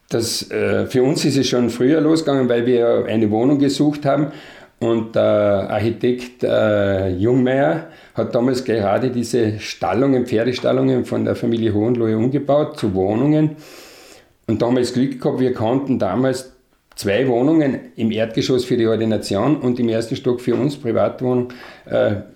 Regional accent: Villach, Carinthia, Austria; geboren bin ich 1948 in Villach. Äh, dort auch die ganze Kindheit erlebt, die ganze Schulzeit bis zur Matura.

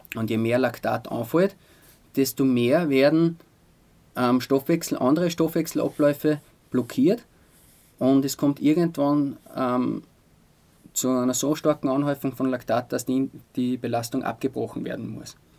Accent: Altaussee, Styria, Austria; now in Altmünster, Austria; Oldaussee ist meine Heimat.

